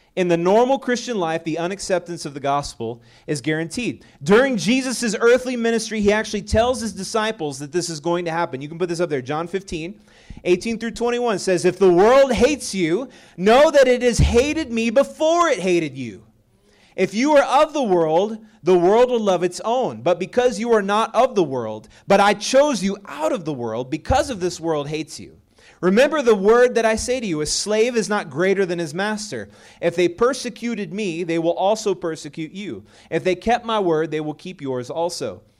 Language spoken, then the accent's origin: English; Texas, United States; moved away; also born or lived in Colorado; I'm originally from Texas